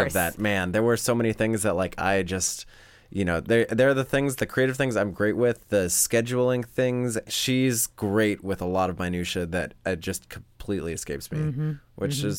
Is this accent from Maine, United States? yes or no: yes; Maine, United States; moved away; We are both from Maine